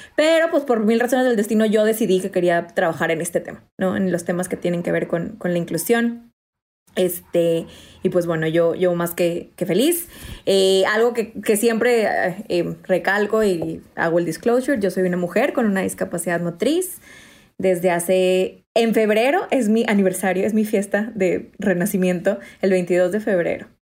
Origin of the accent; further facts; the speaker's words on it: Mexico; yo soy mexicana